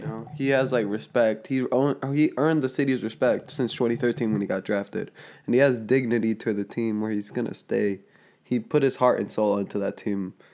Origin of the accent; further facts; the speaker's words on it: Georgia, United States; we're from Georgia